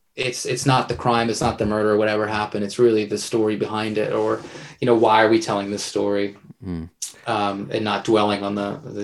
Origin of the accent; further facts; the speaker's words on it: just outside Philadelphia, Pennsylvania, United States; I grew up just outside Philly and very close to Foxcatcher Farm.